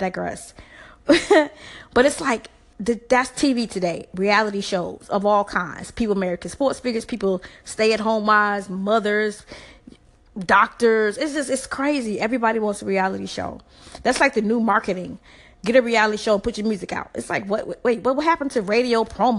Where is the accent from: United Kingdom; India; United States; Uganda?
United States; the South; I'm from the South, so it's HBCUs everywhere